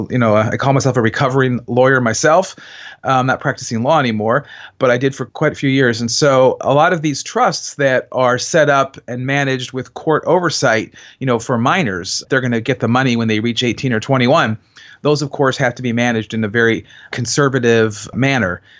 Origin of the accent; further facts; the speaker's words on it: Cleveland, Ohio, United States; now in Columbus, United States; I'm from Cleveland